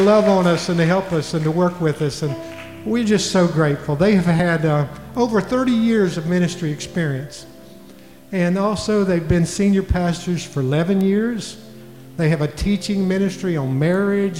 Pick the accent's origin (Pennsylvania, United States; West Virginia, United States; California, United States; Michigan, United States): West Virginia, United States; I'm from West Virginia